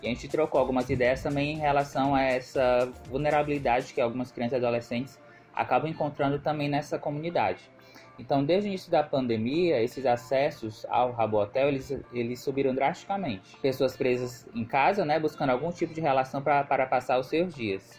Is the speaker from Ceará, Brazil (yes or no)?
yes; Ceará, Brazil; sou cearense